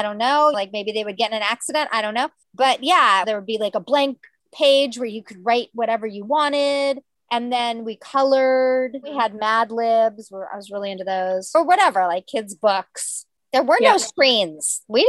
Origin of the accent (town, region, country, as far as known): United States